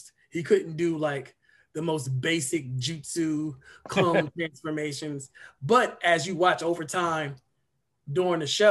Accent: Dover, Delaware, United States; I grew up in Dover, Delaware

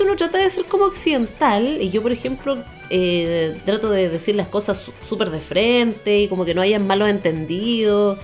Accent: Chile; como chilenos

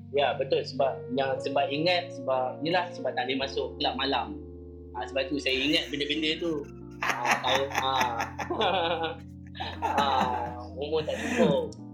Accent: Seri Kembangan, Selangor, Malaysia; moved away as an adult; now in Kuala Lumpur, Malaysia; saya asal dari Selangor Sedang, Taman Seri Sedang

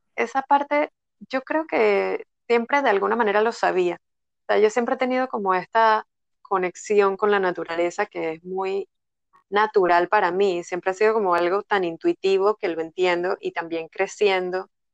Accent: Panama; moved away as an adult; also born or lived in Netherlands; yo soy de Panamá

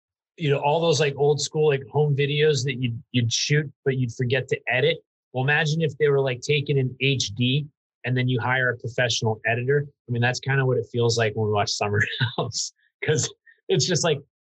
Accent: New Hampshire, United States; I'm from New Hampshire

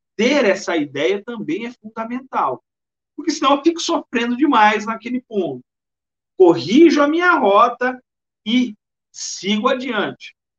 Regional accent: Bauru, São Paulo, Brazil; also born or lived in Maranhão; now in Salvador, Brazil; eu sou de Bauru, interior do estado de São Paulo

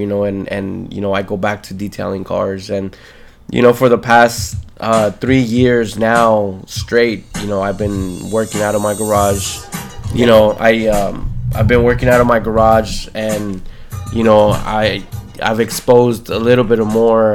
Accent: South Gate, California, United States; I grew up in the city of Southgate.

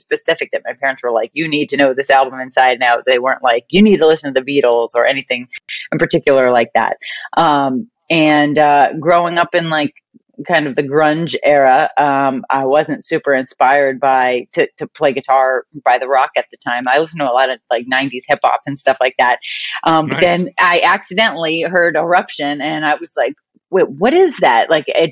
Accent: outside of Boston, Massachusetts, United States; moved away as an adult; now in California, United States; Right outside of Boston. So Massachusetts.

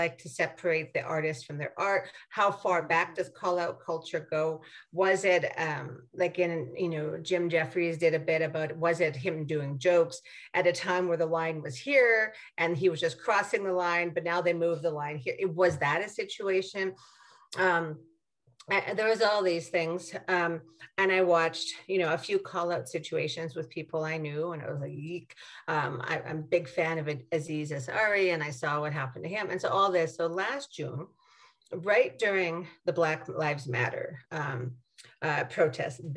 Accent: Saskatchewan, Canada; I'm from Saskatchewan

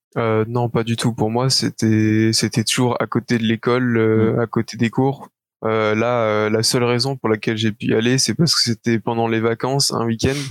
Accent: Belgium; j'ai 20 ans, je suis belge

